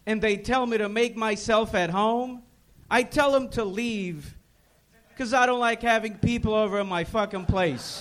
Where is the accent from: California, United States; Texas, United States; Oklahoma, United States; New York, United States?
California, United States; Los Angeles; also born or lived in Ukraine; We came to L.A. when I was 4. I was raised in North Hollywood and Panorama City.